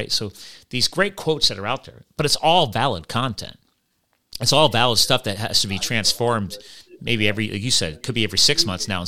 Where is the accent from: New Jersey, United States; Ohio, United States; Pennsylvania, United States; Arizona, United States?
New Jersey, United States; Flemington; born there; I was born in Flemington, New Jersey